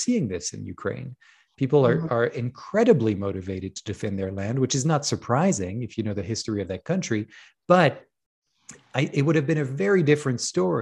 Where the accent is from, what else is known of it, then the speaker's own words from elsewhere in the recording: France; moved away; I grew up in France